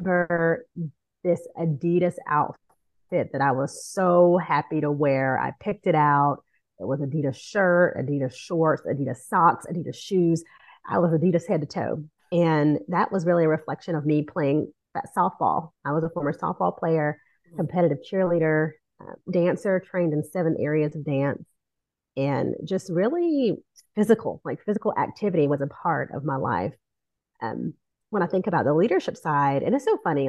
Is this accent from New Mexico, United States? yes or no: no; Metter, Georgia, United States; now in Metro Atlanta, United States; I am a Coastal Empire girl, Georgia native through and through. So I was born in a small town right outside of Savannah called Metter, Georgia. And I was born and raised in the Coastal Empire area.